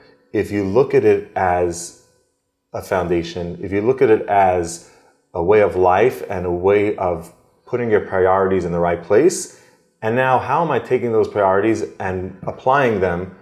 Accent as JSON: {"language": "English", "town": "Adelphia", "region": "New Jersey", "country": "United States", "tie": "born or raised there", "said": "I grew up in Adelphia, New Jersey, small little town near Lakewood"}